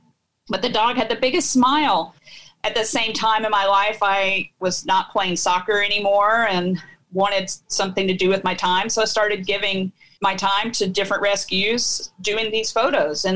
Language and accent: English; Nashville, Tennessee, United States; moved away as an adult; now in Franklin, United States; I eventually moved back down to my hometown in Nashville